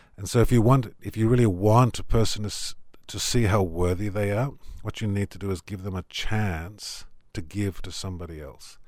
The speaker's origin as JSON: {"language": "English", "town": "Tamworth", "region": "New South Wales", "country": "Australia", "tie": "born or raised there", "also_born_or_lived": "Sydney", "moved": "as an adult", "said": "I come from Tamworth. I grew up on a farm."}